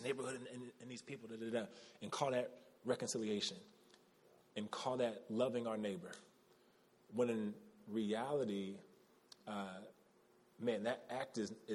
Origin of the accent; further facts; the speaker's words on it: United States; as Americans, as American Christians